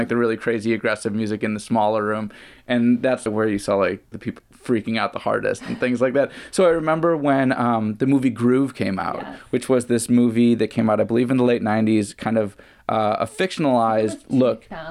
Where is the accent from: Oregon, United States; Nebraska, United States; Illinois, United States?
Illinois, United States; Chicago; moved away as an adult; now in Bay Area, United States; I grew up raving in the Chicago area. Mm. That's where I grew up. I didn't move to the Bay Area until the early 2000s.